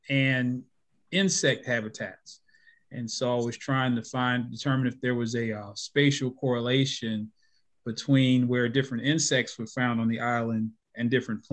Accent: Baltimore, Maryland, United States; moved away as an adult; also born or lived in Kentucky / Florida / Tennessee; I'm a native of Baltimore, Maryland

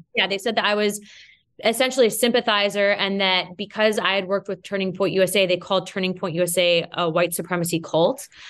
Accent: United States; I may be Hispanic, but first and foremost, I'm an American

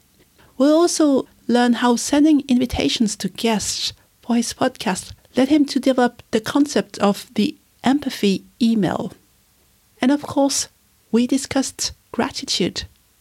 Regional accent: France; since I was a child, I've never had any big birthday celebration because growing up in France, August is the month where everybody is on holiday.

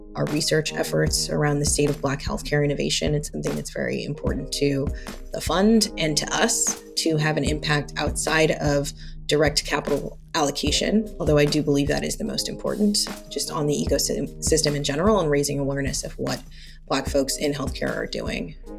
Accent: Los Angeles, California, United States; also born or lived in Santa Monica; I grew up in Los Angeles, uh, in an area called View Park

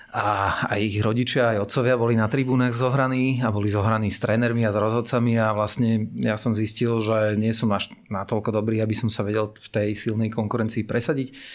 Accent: Bratislava, Bratislava Region, Slovakia; ja som uh, vyrastal teda v tej Petržalke ako, ako decko

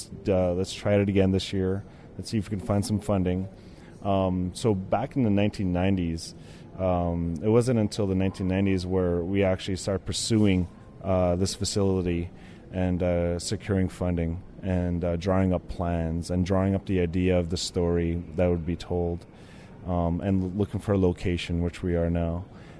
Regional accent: Alberta, Canada; I'm a Blackfoot from the Siksika Nation.

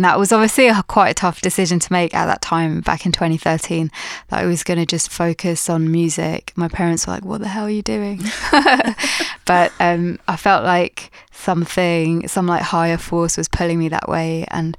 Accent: Pakistan; just because I'm, as like a Pakistani female doing what I'm doing, I feel like no one's really done the same thing before.

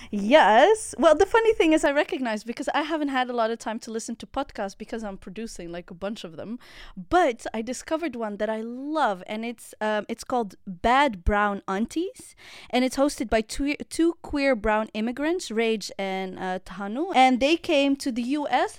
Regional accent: The Hague, South Holland, Netherlands; I'm from The Hague

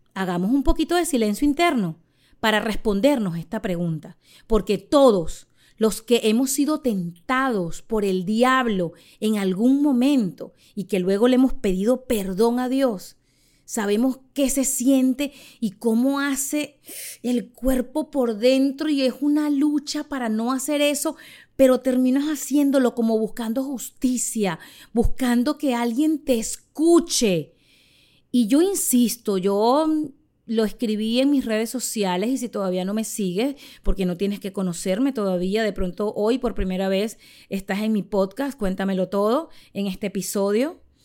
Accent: Charallave, Miranda, Venezuela; moved away as an adult; now in Miami, United States; Soy una humilde venezolana criada en Charallave que decidió vivir hace más de dos décadas en Estados Unidos y se convirtió en madre en Miami

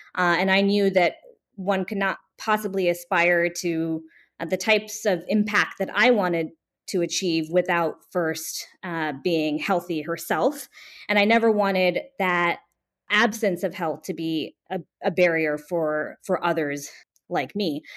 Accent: Bay Area, California, United States; now in New Jersey, United States; when I was a high school student in the Bay Area, California.

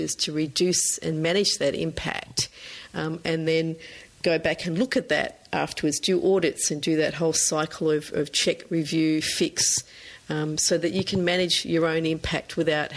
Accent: Norfolk Island; I grew up on Norfolk Island in the South Pacific

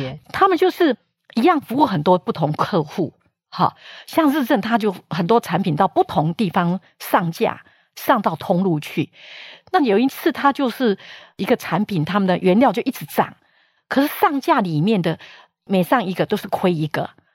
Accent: Taiwan; also born or lived in United States; 从小在深山长大，是没有资源的

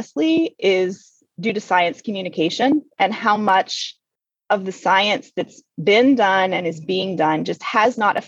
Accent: Western Pennsylvania, United States; I grew up in Western PA where my dad worked in the strip mines out there.

